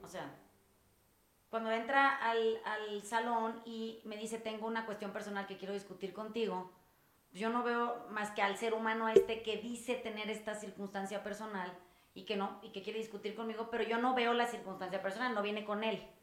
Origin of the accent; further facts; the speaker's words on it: Sinaloa, Mexico; yo soy sinaloense